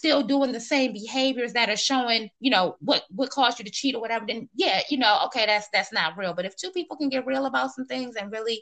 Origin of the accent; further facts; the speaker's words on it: Silver Spring, Maryland, United States; moved away as an adult; also born or lived in Washington, District of Columbia, United States; now in Virginia, United States; I'm actually from Maryland. I grew up, I'm born in DC, Northwest, and I was raised in, like, you know, the Silver Spring, Montgomery County, little PG County area